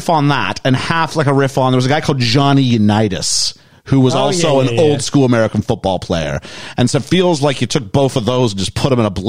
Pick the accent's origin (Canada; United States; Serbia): Canada; I'm from Canada